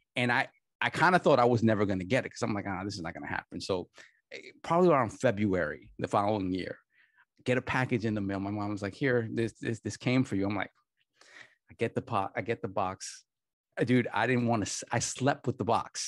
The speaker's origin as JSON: {"language": "English", "region": "New York", "country": "United States", "said": "I come from the New York arcade scene"}